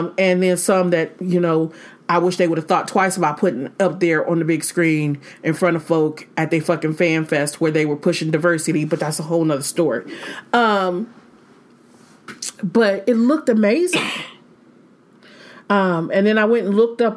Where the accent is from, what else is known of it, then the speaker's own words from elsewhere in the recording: Michigan, United States; moved away; I'm originally from like Militia Central. I'm from Michigan